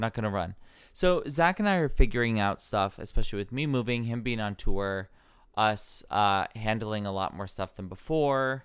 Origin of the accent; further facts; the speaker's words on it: rural Ohio, United States; also born or lived in Wisconsin / Solon, Ohio; I grew up in, like, rural Ohio